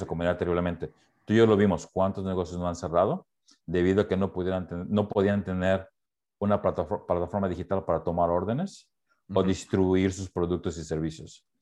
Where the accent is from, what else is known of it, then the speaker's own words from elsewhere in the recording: Mexico; now in Portland, United States; crecí en México